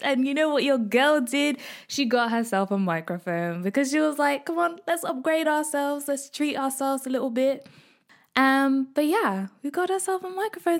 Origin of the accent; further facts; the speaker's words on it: Midlands, United Kingdom; I am a Kenyan East African girl born in Britain, brought up in the Midlands